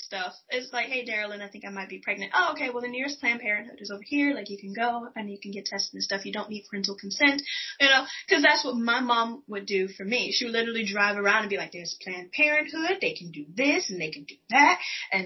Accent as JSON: {"language": "English", "town": "Houston", "region": "Texas", "country": "United States", "tie": "born or raised there", "moved": "yes", "said": "I'm from Texas, born and raised"}